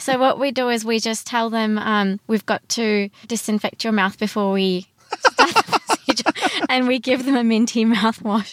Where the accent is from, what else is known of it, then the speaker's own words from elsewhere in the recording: Brisbane, Queensland, Australia; also born or lived in Sydney / Gold Coast; I grew up in Brisbane.